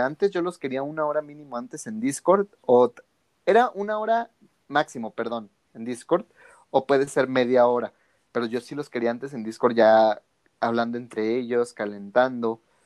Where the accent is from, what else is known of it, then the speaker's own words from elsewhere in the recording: Guadalajara, Jalisco, Mexico; aquí en Guadalajara, de donde yo soy